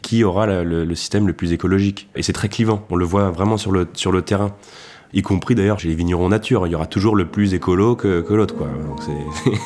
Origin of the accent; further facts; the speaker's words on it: Lantilly, near Beaujolais, Auvergne-Rhône-Alpes, France; j'ai grandi à Lantilly, un village qui est situé à deux pas du Beaujolais